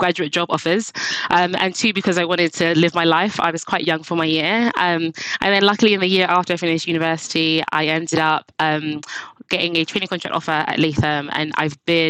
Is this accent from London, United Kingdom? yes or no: yes; London, United Kingdom; I went to school in East London